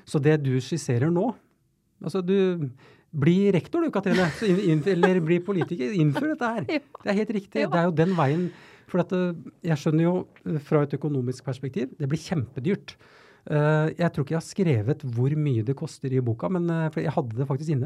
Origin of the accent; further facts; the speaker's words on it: Oslo, Norway; jeg er jo født og oppvokst på Tveita eh, i Oslo